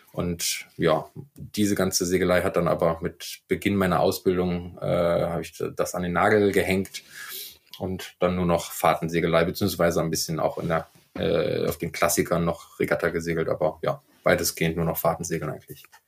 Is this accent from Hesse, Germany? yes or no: no; Düsseldorf, North Rhine-Westphalia, Germany; moved away as an adult; also born or lived in Rostock; ich bin gebürtiger Düsseldorfer und mich hat es 2005 an die Küste nach Rostock verschlagen